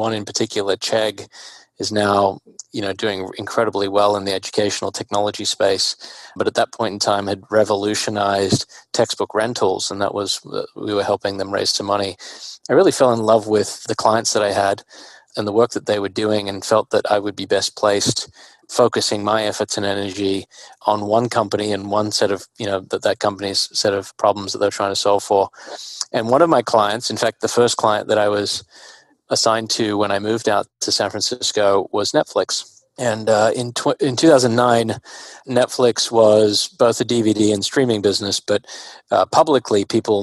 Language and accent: English; Australia; moved away as an adult; also born or lived in Singapore; I was born and raised in Australia